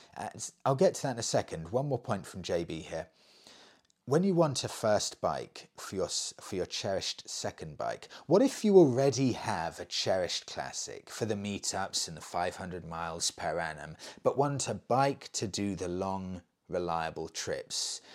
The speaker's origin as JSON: {"language": "English", "country": "United Kingdom", "said": "I'm British."}